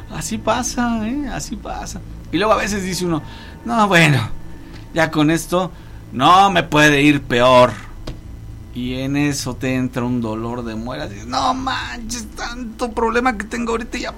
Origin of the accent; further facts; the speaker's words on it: Acapulco, Guerrero, Mexico; Soy de Acapulco.